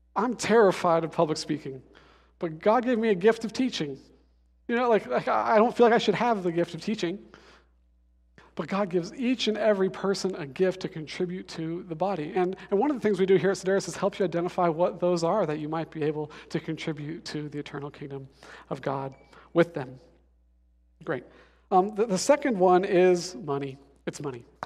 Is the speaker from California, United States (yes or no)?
no; Denver, Colorado, United States; I'm from Denver